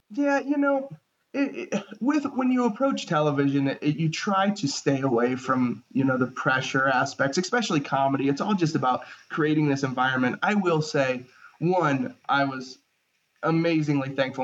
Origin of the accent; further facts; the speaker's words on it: Ohio, United States; moved away as an adult; also born or lived in Chicago; I'm originally from Ohio